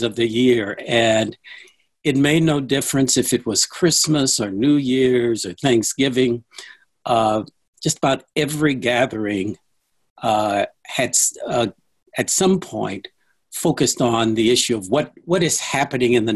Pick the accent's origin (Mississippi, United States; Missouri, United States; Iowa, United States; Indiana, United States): Missouri, United States; St. Louis; I grew up in St. Louis.